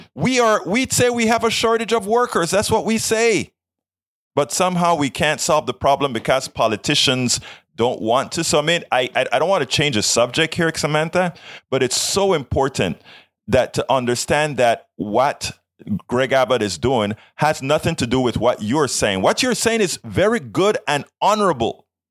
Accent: Panama; now in United States; I am from South America. I'm from Panama. I am a legal uh, re- legal naturalized citizen of the United States of America

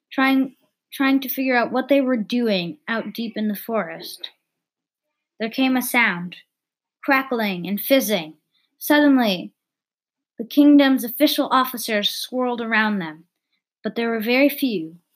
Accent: United States; I'm American

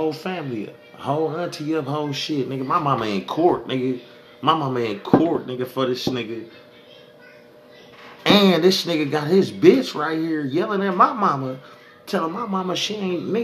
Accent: Sacramento, California, United States; I'm from Sac.

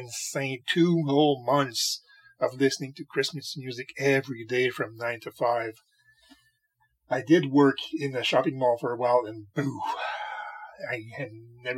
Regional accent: Canada; When I was a kid, in the 1980s, I used to play hockey a lot because, God damn it, I'm a Canadian.

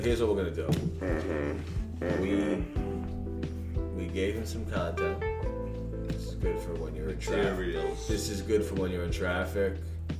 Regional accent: New York, United States; we're just three idiots from New York.

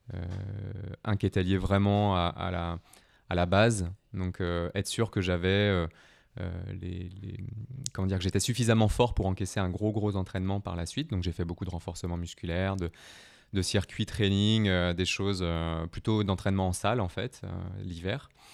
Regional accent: Brittany, France; je viens de la Bretagne, donc j'étais, j'étais plutôt dans l'eau tous les étés

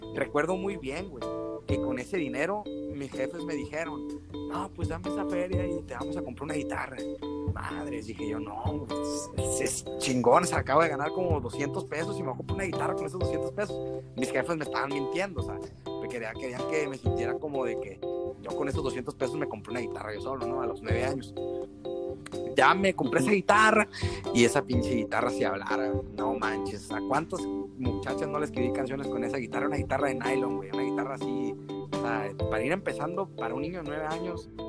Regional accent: San José del Cabo, Baja California Sur, Mexico; also born or lived in Canada; soy de Los Cabos, nacido desde San José del Cabo, Chubillero 100%, mis padres igual nacieron de ahí, de, San José del Cabo, México

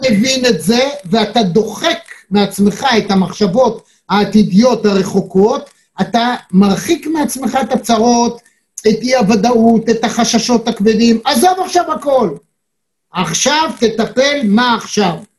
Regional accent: Israel; אנחנו ישראלים

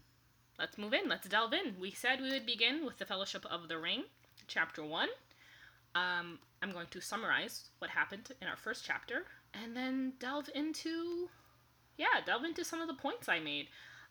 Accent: Germany; I forgot to say, I'm from Germany.

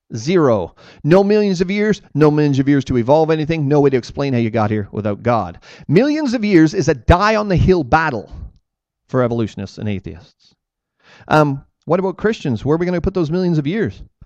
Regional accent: Ontario, Canada; I say, Ontario

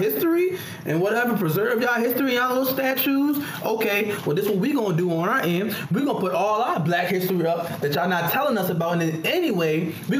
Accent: Caroline County, Virginia, United States; also born or lived in Fredericksburg, Virginia; I came from my mom in Mary Washington Hospital in Fredericksburg, Virginia. And I grew up and resided in Caroline County. That's where I came from

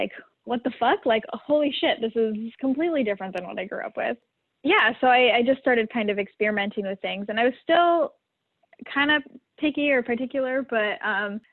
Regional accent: Idaho, United States; moved away as an adult; now in Bay Area, United States; growing up in Idaho

